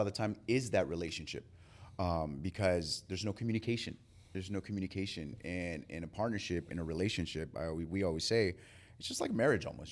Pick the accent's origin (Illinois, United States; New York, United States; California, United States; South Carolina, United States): California, United States; San Diego; moved away as an adult; now in Georgia, United States; I'm originally from California in San Diego.